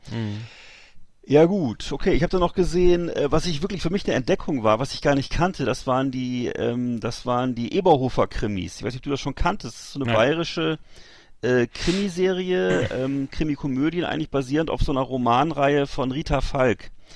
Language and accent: German; Northern Germany, Germany; als Norddeutscher